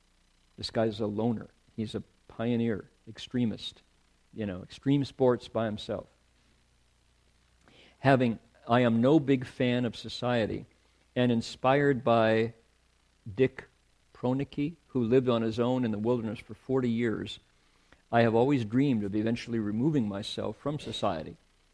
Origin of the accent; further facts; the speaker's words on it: Norway; English is a second language; growing up in Norway, where our diet consists of a lot of fish and meat, and where the potato is our best friend.